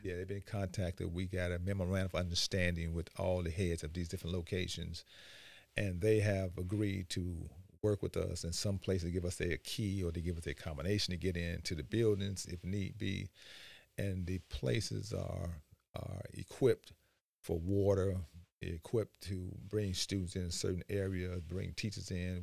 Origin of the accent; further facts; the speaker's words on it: Chicago, Illinois, United States; moved away as an adult; now in Beaufort County, United States; as I grew up in Chicago, I ended up joining the military.